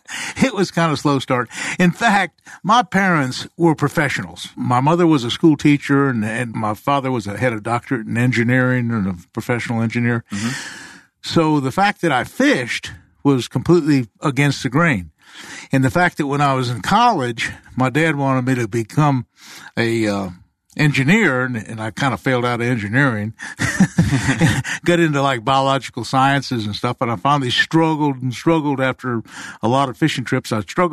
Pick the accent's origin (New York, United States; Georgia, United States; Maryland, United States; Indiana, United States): Maryland, United States; I grew up in Maryland